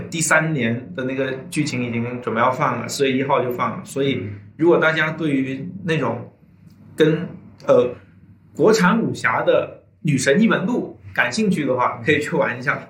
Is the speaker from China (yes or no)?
yes; China; 我作为，作为一个中国人